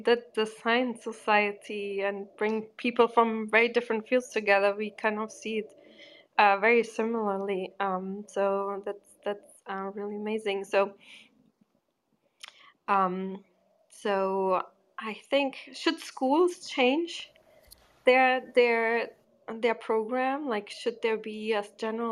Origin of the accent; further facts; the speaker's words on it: Germany; also born or lived in Portugal; I'm from Portugal, but I grew up in Germany